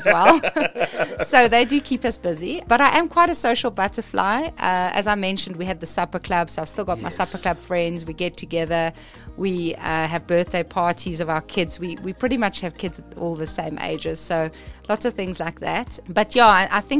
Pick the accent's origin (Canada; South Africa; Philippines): South Africa; I was born in South Africa